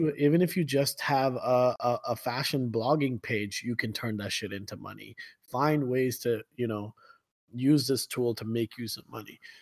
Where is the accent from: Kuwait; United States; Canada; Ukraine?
Kuwait; growing up in Kuwait